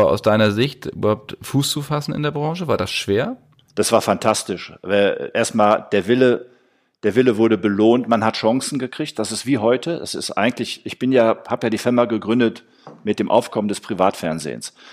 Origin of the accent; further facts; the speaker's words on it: Essen, North Rhine-Westphalia, Germany; now in Cologne, Germany; Ähm, ich bin nach Köln gekommen, weil Köln damals eine, ich komme aus Essen, muss ich sagen.